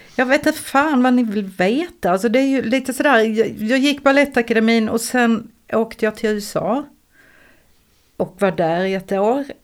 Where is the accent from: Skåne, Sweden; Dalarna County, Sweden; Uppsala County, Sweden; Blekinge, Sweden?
Skåne, Sweden; Eslöv; jag är från Eslöv